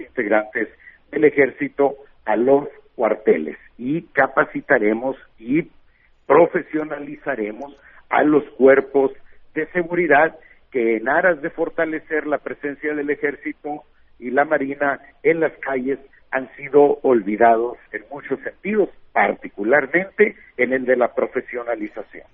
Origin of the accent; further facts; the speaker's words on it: Bavispe, Sonora, Mexico; soy de Bavispe, eh, un pueblo de la sierra, de la Sierra Alta de Sonora, mil habitantes más o menos